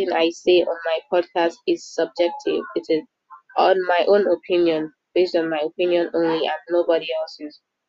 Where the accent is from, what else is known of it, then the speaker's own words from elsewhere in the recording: Nigeria; I'm Nigerian. I'm just a Nigerian girl